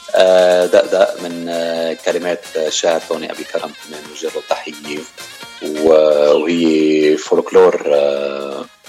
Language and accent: Arabic; Beirut, Beirut Governorate, Lebanon; moved away as an adult; also born or lived in Mazraat al-Daher, Chouf; now in United States; خلقت بهالبلدة وربينا ببيروت كل وقتنا